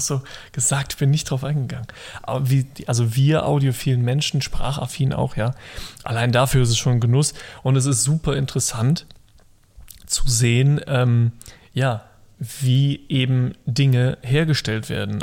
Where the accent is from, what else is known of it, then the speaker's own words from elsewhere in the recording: Rhineland, Germany; als Rheinländer